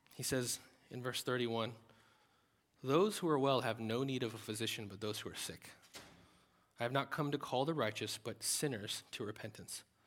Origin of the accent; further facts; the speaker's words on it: United States; as Americans